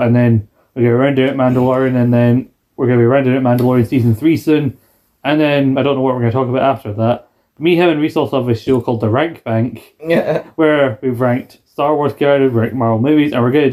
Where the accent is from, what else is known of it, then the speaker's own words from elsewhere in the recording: Glasgow, Scotland, United Kingdom; We're from Glasgow